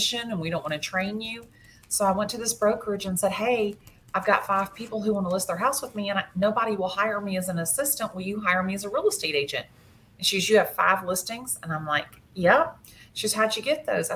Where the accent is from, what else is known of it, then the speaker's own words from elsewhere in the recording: Atlanta, Georgia, United States; I have lived in Atlanta since I was 2 years old. I went to school here in Atlanta, elementary school, high school